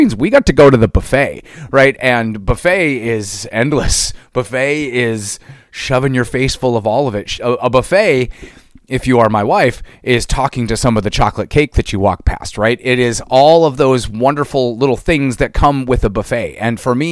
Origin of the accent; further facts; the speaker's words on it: East Central Minnesota, United States; I grew up in East Central Minnesota here in the States.